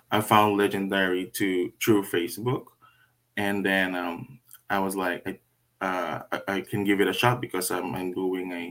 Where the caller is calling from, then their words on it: Vancouver, British Columbia, Canada; Um, calling from Vancouver, BC, Canada